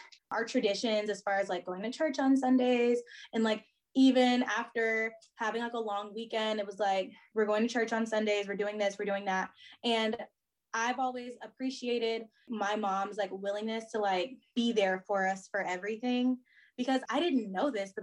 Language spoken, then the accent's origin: English; Houston, Texas, United States; growing up in Houston